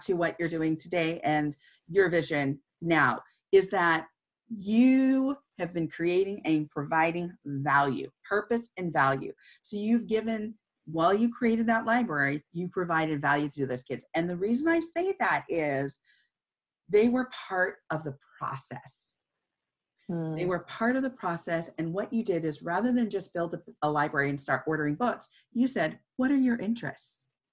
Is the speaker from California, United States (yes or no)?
yes; Santa Cruz, California, United States; I grew up in California. I grew up in Santa Cruz, which was just right outside of the Bay Area.